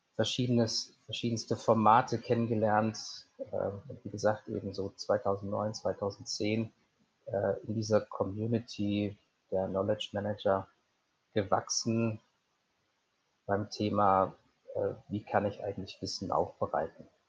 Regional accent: Cologne, North Rhine-Westphalia, Germany; moved away as an adult; also born or lived in Swabia / Trier / Portugal; now in Munich, Germany; vielleicht begonnen in, in Schwabenländle, bin aufgewachsen in Köln

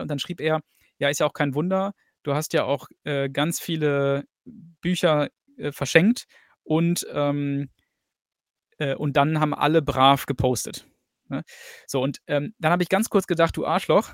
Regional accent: Germany; moved away as an adult; now in England; habe zwar mein ganzes Leben lang in Deutschland gelebt, bis vor fünf Jahren.

